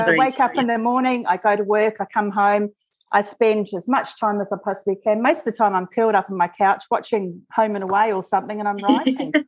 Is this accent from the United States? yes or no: no; New Zealand; now in Australia; as you can tell, I'm originally from New Zealand and I've spent a large amount of my life living there